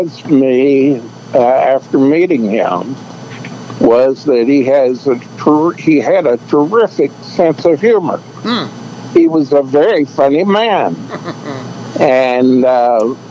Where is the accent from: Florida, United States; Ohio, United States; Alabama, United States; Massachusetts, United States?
Alabama, United States; Birmingham; I grew up born and raised in Birmingham, Alabama